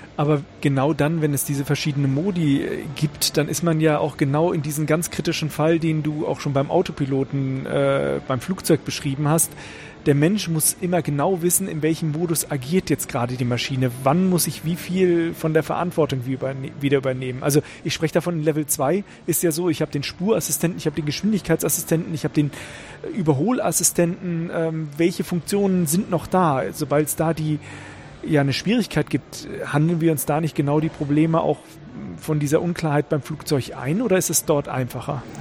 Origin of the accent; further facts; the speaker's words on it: Lage, North Rhine-Westphalia, Germany; also born or lived in Minden; ich komme aus Lage, ah, ja. ich bei Bielefeld, wohne jetzt in Minden, arbeite in Karlsruhe